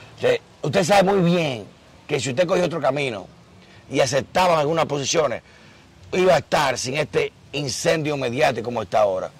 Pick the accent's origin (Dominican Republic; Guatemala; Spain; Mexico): Dominican Republic; nuestra independencia fue contra Haití y nos sentimos españoles